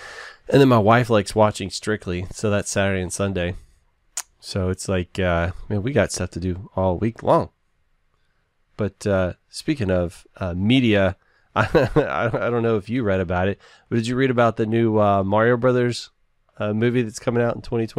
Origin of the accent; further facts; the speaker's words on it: the South, United States; I'm from the South.